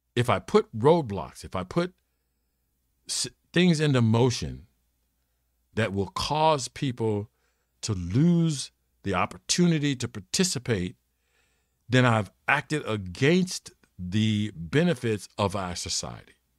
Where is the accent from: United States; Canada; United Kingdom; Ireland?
United States; I'm an American